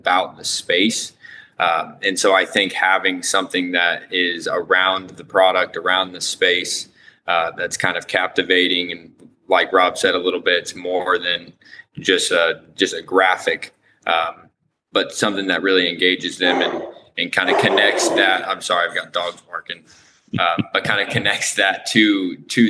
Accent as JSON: {"language": "English", "town": "Lafayette", "region": "Indiana", "country": "United States", "said": "I am from Indiana, Lafayette, Indiana"}